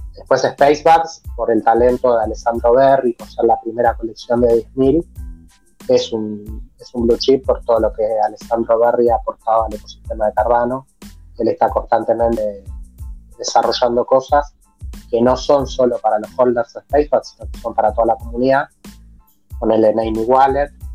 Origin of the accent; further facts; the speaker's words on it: Argentina; nosotros que somos de Argentina